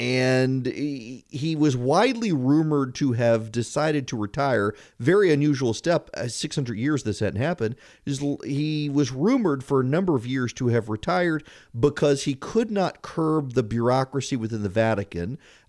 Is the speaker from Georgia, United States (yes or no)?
no; Louisiana, United States; Look, you know, growing up in Louisiana, you were out in the middle of nowhere, and it's 35, 40 minutes to go to the grocery store to get items.